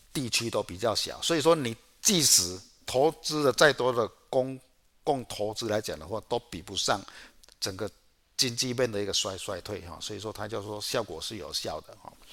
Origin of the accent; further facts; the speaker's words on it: Chiayi, Taiwan; 我是嘉义的